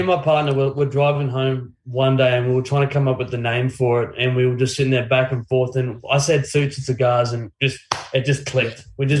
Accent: Brisbane, Queensland, Australia; also born or lived in Innisfail, Queensland; I was born in Innisfail, North Queensland, but I basically grew up here in Brizzy, went to school here in Brizzy, went to Padua, which is a school here on the north side, all boys school.

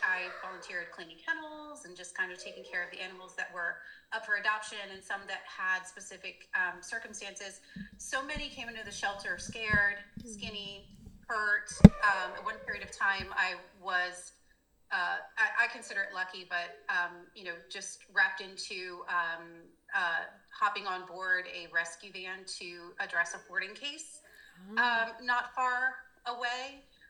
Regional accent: Dover, Delaware, United States; also born or lived in England; I was born in England. On a military base, yeah, and we were stationed in Dover. So I grew up in Dover-ish, a little bit further south.

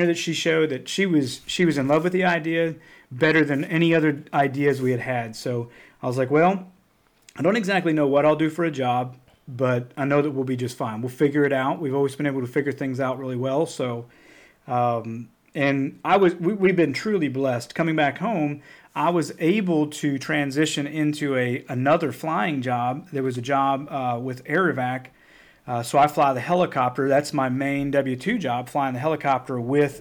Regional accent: Cotter, Arkansas, United States; moved away as an adult; Bentonville is only a few hours from where I grew up in Cotter.

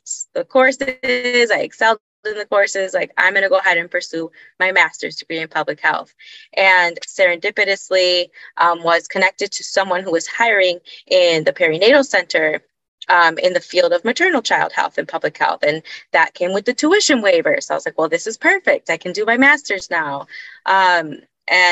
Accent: Honduras; moved away as an adult; now in United States; I was born and raised in Honduras and Honduras, and came to the United States for college

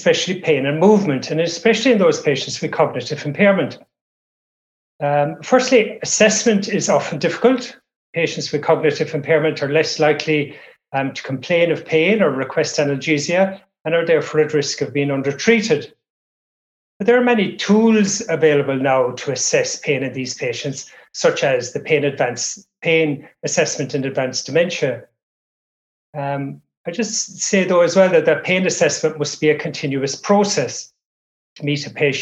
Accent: Ireland; now in Cairns, Australia; I'm originally from Ireland. I've been in Australia for many years

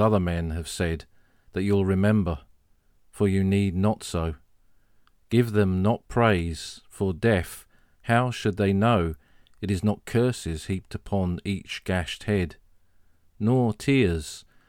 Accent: Sussex, South East England, United Kingdom; I was born in Sussex and I grew up in Sussex.

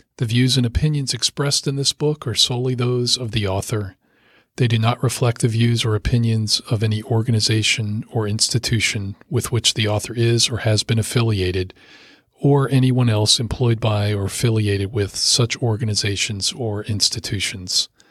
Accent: Rockville, Maryland, United States; I grew up in Rockville, Maryland, just a short drive from the Potomac River.

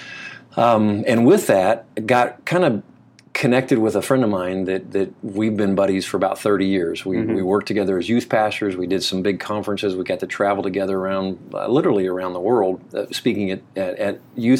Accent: Marion, Indiana, United States; also born or lived in Kentucky; we moved to Marion, Indiana, which is really where I kind of grew up

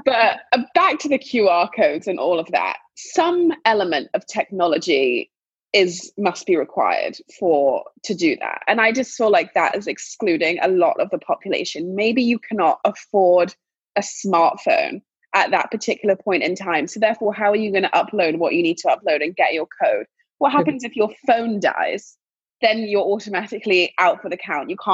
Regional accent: England, United Kingdom; moved away; growing up in England

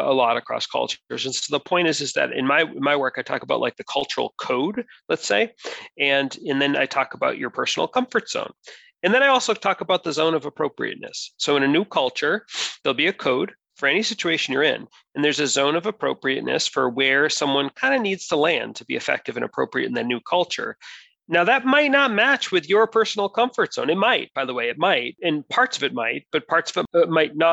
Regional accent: United States; I'm monocultural. I'm from the United States.

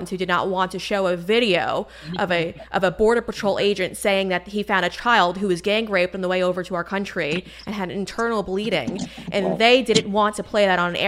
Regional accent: New York, United States; moved away as an adult; now in Florida, United States; I come from New York too, and I moved to Florida.

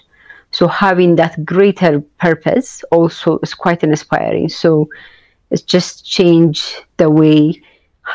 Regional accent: Addis Ababa, Ethiopia; growing up in Addis, the way I raised and what I see around me

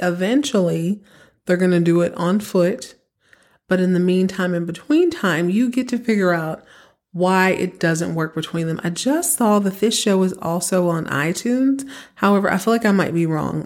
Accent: Texas, United States; growing up in Texas

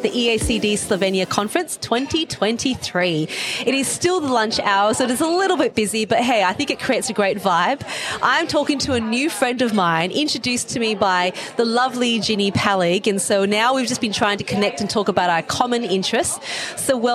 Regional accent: Australia; I'm from Australia

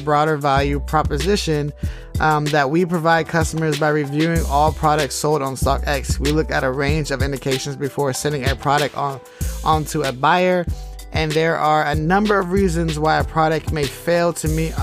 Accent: the Bay Area, California, United States; I'm from the Bay

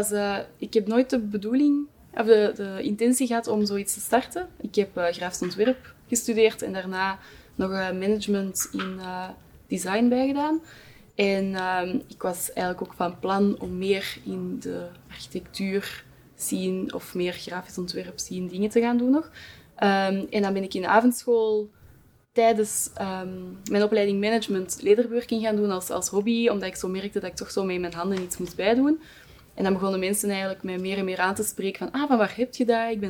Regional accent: Kempen, Flanders, Belgium; moved away; Oorspronkelijk ben ik van de Kimpen.

